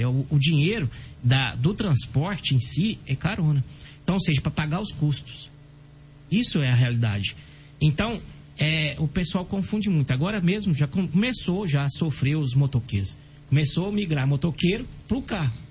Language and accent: Portuguese; Brazil; nós somos brasileiros